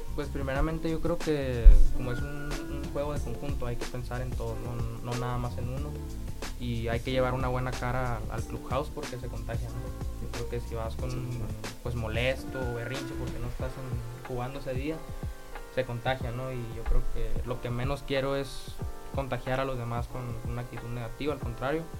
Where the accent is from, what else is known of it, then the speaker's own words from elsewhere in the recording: Navojoa, Sonora, Mexico; also born or lived in Querétaro; soy de Navajo, Sonora